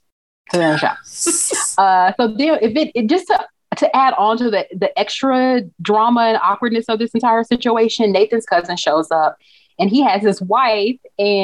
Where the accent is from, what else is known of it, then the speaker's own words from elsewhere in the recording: Texas, United States; Like, I'm from Texas. And like, right. I was like, oh, I love this. I love like the Texas connection, Houston connection.